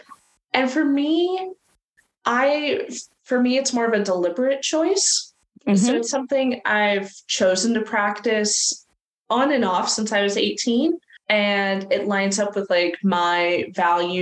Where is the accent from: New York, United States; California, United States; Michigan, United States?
California, United States; I grew up in California. But not fun liberal California